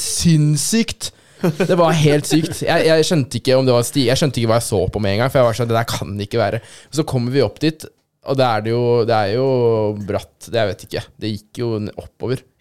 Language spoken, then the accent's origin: Norwegian; Aurskog, Akershus, Norway; moved away; jeg er jo fra Aurskog, egentlig. Aurskog-Høland kommune.